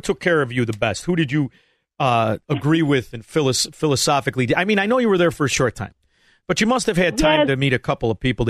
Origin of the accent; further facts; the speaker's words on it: Chicago, Illinois, United States; growing up in the sewer of corruption, Chicago